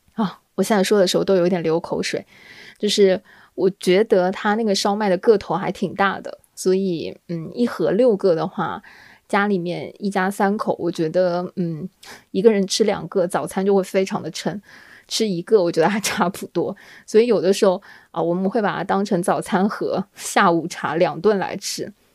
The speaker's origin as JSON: {"language": "Chinese", "region": "southern China", "country": "China", "said": "作为南方人呢"}